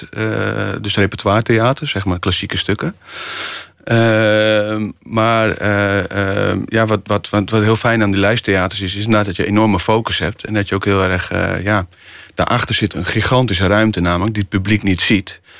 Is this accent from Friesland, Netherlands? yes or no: yes; Friesland, Netherlands; We gingen altijd eh, met de zeilboot, ik kom uit Friesland